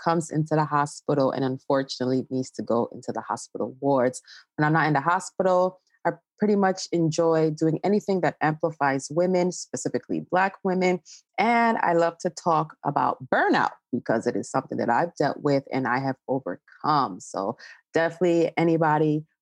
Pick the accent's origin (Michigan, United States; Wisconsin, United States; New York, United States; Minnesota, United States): New York, United States; New York City; born and raised in Brooklyn, New York, but with roots in Ghana